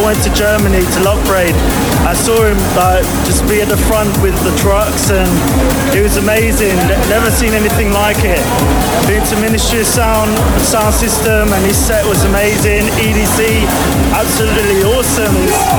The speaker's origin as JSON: {"language": "English", "region": "London", "country": "United Kingdom", "said": "I'm 36, I'm from London."}